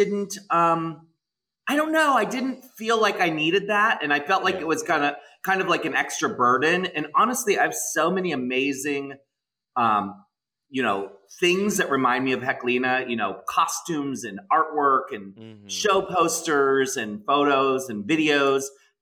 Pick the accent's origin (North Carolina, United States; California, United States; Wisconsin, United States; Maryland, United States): Maryland, United States; moved away as an adult; also born or lived in Pennsylvania; now in San Francisco, United States; I grew up in Maryland. I went to school in Pennsylvania.